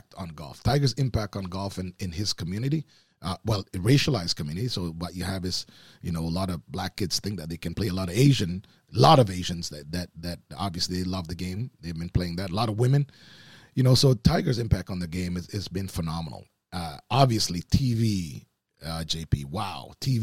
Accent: Oakville, Ontario, Canada; You know, I mean, growing up in Oakville, there's certainly lots of friends that whose fathers played golf.

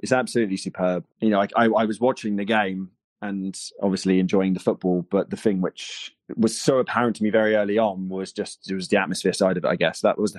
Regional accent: United Kingdom; I grew up slightly outside London

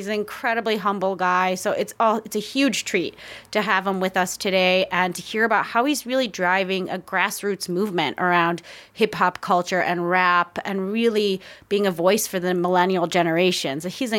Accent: Washington, District of Columbia, United States; My hometown.

